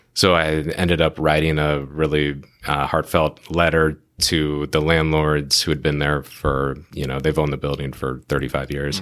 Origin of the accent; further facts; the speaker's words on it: Phoenix, Arizona, United States; now in San Diego, United States; we're both randomly from Phoenix